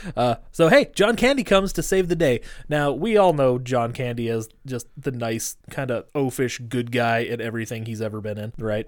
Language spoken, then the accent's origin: English; Great Falls, Montana, United States; moved away; I'm from Montana